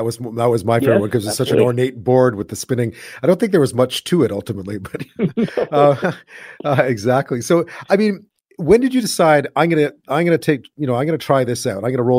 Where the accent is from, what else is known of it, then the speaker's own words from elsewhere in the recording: Montreal, Quebec, Canada; now in British Columbia, Canada; I'm from Montreal